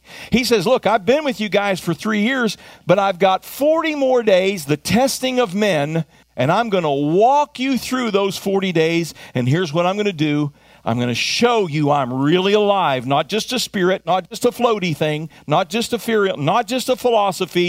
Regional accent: United States; as an American, I also happen to have been raised to live kingdom culture.

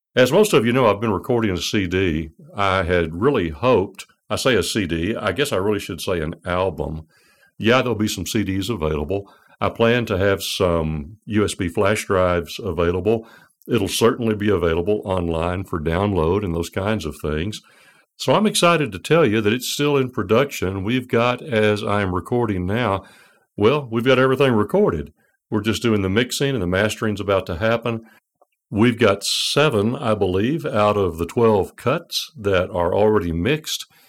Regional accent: United States; as an American

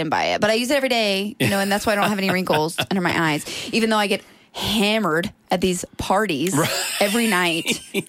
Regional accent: Brooklyn, New York, United States; I'm from Brooklyn.

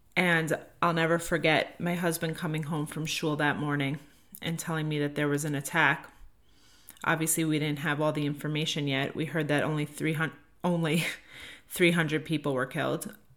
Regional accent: United States; as an American

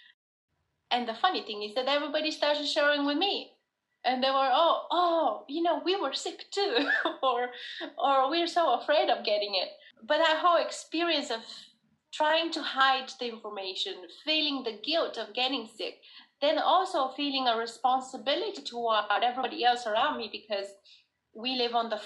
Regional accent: Bulgaria; now in United States; I'm originally from Bulgaria

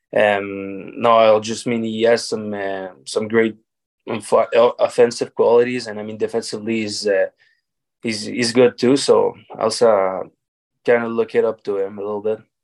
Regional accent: Varennes, Quebec, Canada; also born or lived in Charlottetown / Laval; I played hockey in my hometown. To, I mean, with the Blizzard of Varennes

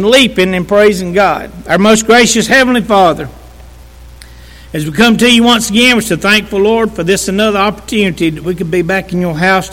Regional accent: Walhalla, South Carolina, United States; I'm from Walhalla. I'm a country boy saved by grace

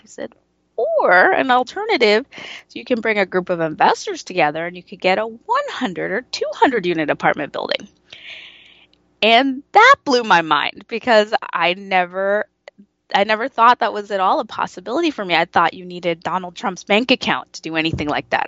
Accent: United States; I grew up with a, in a, as a first generation American in an immigrant family

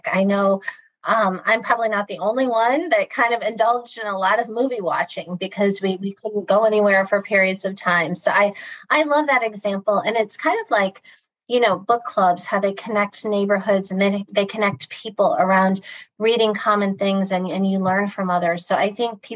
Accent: Akron, Ohio, United States; I grew up in Akron, Ohio

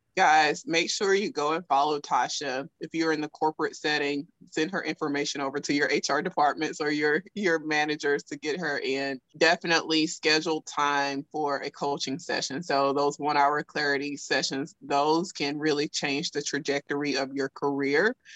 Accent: South Alabama, United States; accent: thick Southern; I'm from South Alabama, so you know, my, my thick Southern accent

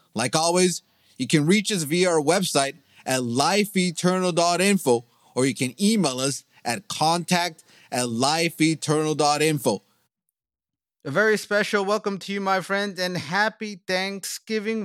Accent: United States; also born or lived in South Korea / South Africa; we came to my home country, United States

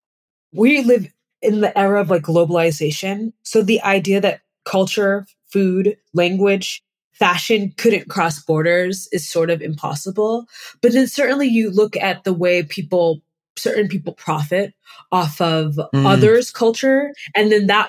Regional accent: New England, United States; I'm from New England

